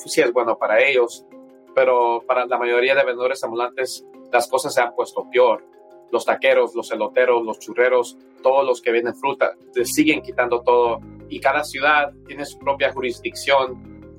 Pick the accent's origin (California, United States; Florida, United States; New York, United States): California, United States; Los Angeles; yo vengo del barrio de Los Ángeles